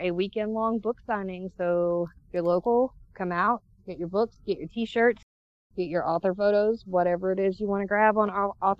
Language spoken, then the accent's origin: English; Adairsville, Georgia, United States; my hometown of Adairsville.